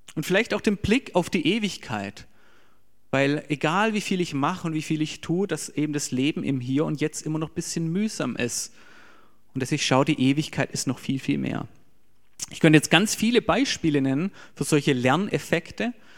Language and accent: German; Germany; für uns als Deutsche